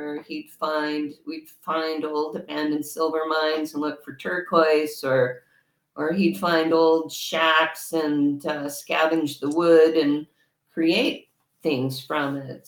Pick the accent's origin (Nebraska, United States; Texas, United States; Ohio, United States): Texas, United States; El Paso; when I was growing up in El Paso, Texas